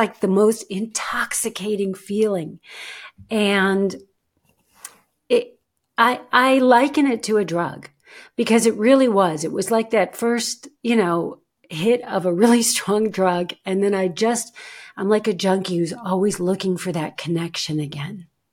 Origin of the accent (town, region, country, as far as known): United States; moved away as an adult; now in Germany